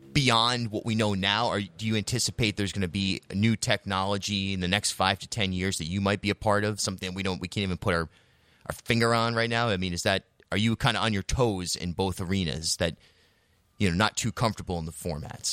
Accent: Charlestown, Rhode Island, United States; I grew up in Charlestown, much more of an independent, progressive community

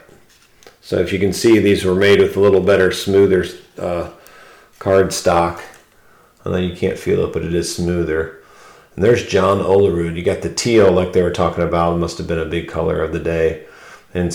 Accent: Ohio, United States; we're from Ohio, and we love the Cleveland Indians, but I live closer to, for half of my life, closer to Cincinnati

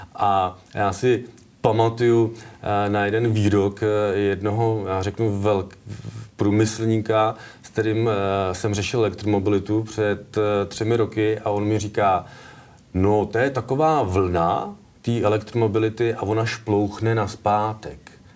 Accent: Kladno, Central Bohemian Region, Czechia; moved away; also born or lived in Plzeň; protože pocházím vlastně z Kladna, nebo chodil jsem do Kladna na průmku, tak a můj táta dělal celý život v kladenské poldovce

